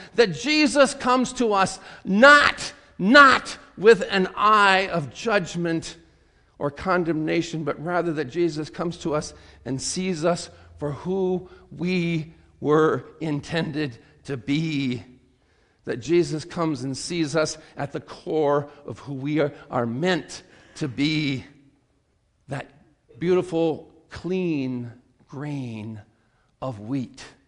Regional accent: South Dakota, United States; growing up in South Dakota

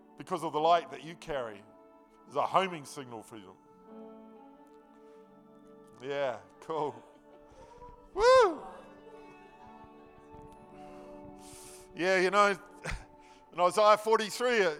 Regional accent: Nelson, New Zealand; I was born in Nelson. I lived in Mudguard Street. Yeah, I lived in Mudguard Street. I was brought up Mudguard Street. I went to Victory School. I went to Nelson Intermediate.

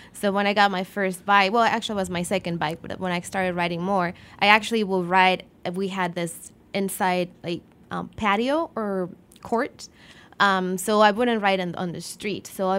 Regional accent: Mexico City, Mexico; now in Chicago, United States; I grew up in Mexico City.

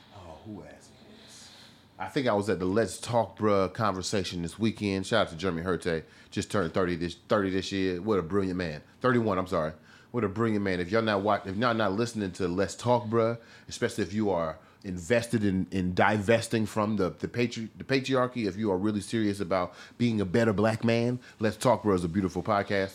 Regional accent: Missouri, United States; when I was growing up in Midwest Missouri

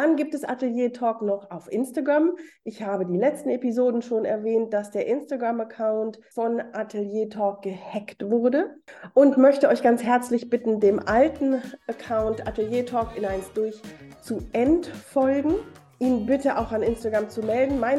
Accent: Hamburg, Germany; Ja, ich bin Hamburgerin.

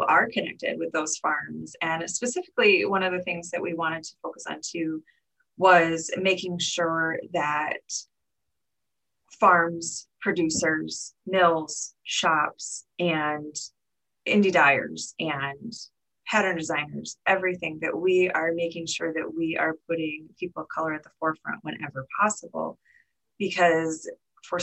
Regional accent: Michigan, United States; We are both from Michigan, so we have a lot of connections here.

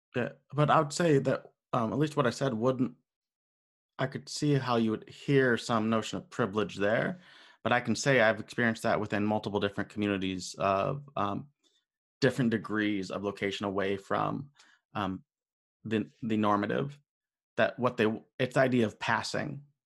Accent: United States; being an American, being raised in the system.

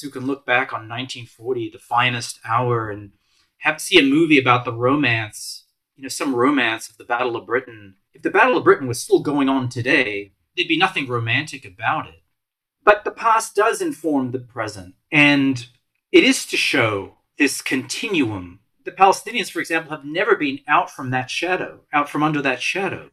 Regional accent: Malta; moved away; I came from Malta

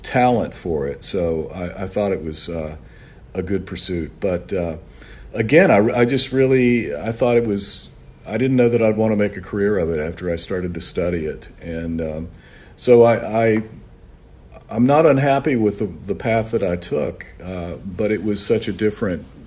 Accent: Orlando, Florida, United States; also born or lived in New York; I grew up here in Orlando, Florida.

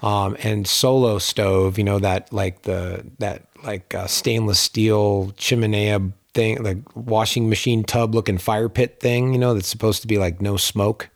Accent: Pittsburgh, Pennsylvania, United States; now in Lake Tahoe, United States; where I grew up in Pittsburgh

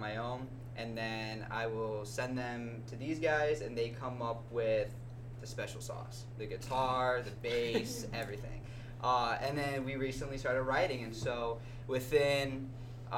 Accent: Chicago, Illinois, United States; we're from Chicago

